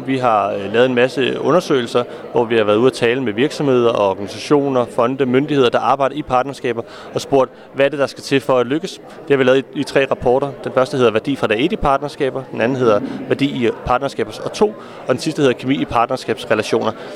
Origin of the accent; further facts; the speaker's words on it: Copenhagen, Capital Region of Denmark, Denmark; Nu er jeg selv fra København